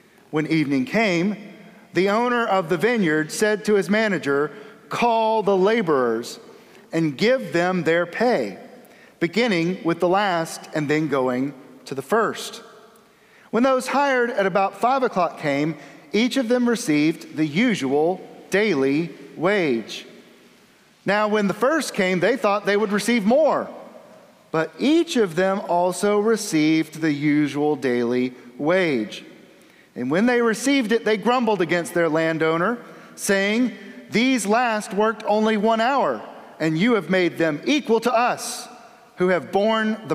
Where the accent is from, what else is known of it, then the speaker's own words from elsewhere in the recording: the South, United States; I'm from the South.